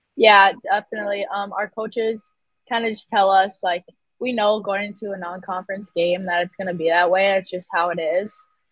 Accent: Moorhead, Minnesota, United States; also born or lived in Bemidji, Minnesota; growing up in Moorhead, it's kind of just a hockey town.

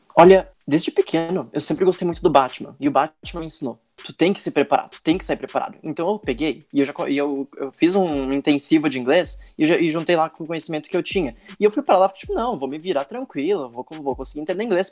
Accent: Brazil; Eu sou do Brasil

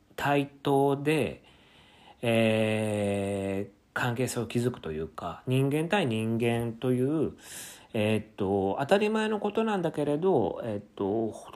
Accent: Kofu, Yamanashi, Japan; moved away as an adult; now in Tokyo, Japan; 自分がやっぱり生まれ育ったところ

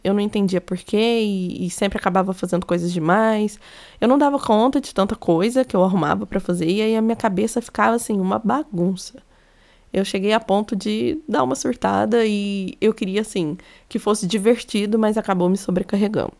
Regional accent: Minas Gerais, Brazil; accent: mineiro; eu sou mineira, acho que deu para perceber pelo meu sotaque. Eu falo muito trem

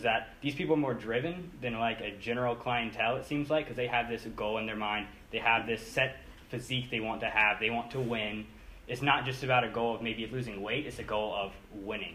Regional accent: Pinehurst, North Carolina, United States; I'm 24 from Pinehurst

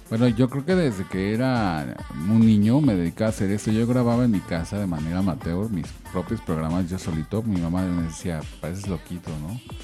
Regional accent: Mexico City, Mexico; soy chilango, Nací aquí en la Ciudad de México

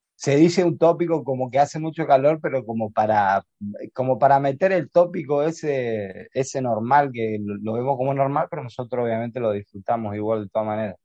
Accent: Argentina; now in Spain; como argentinos que nos tuvo que, eh, el los sueños nos tuvo que expatriar de nuestra tierra

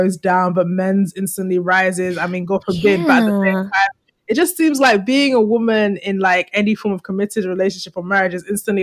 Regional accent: Nigeria; as a Nigerian woman

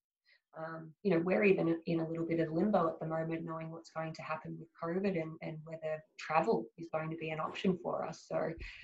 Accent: Australia; a lot of pride in being Australian

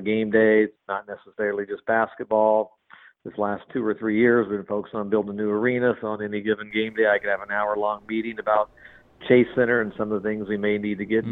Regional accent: Southern California, United States; I grew up in Southern California

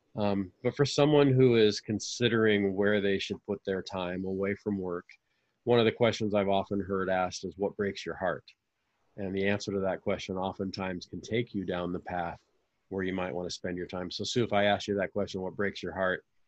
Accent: Fullerton, California, United States; I grew up in Fullerton, I'm Orange County guy through and through

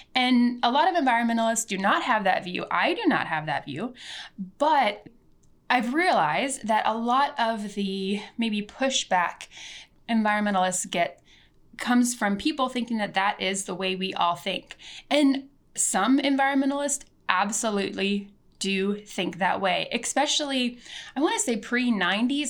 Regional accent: Missouri, United States; I was born in America in Missouri on what was once the Ozark and Missouri people's land.

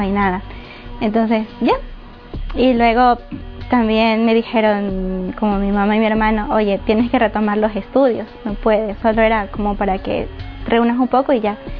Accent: Guayaquil, Guayas, Ecuador; moved away as an adult; also born or lived in Paján, Manabí, Ecuador; de Ecuador, de Manabí, un pueblo que se llama Paján. Eh, viví ahí hasta los cinco años. Luego, eh, toda mi vida he vivido en Guayaquil, hasta hace dos semanas

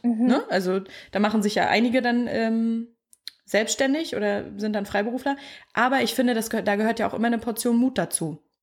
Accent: Mecklenburg-Vorpommern, Germany; moved away; ich komme ja aus dem Dorf, ich glaube, das hat nur 100 Einwohner

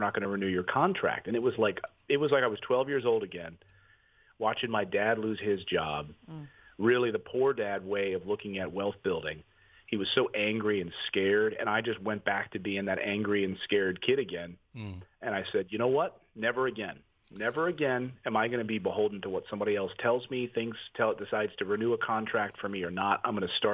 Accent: Reading, Pennsylvania, United States; also born or lived in Philadelphia, Pennsylvania / Cherry Hill, New Jersey; So I spent my high school years and junior high and elementary in Reading, Pennsylvania

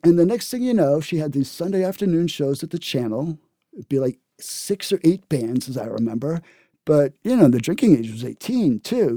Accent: Cambridge, Massachusetts, United States; also born or lived in Berkeley, California; I grew up in Cambridge

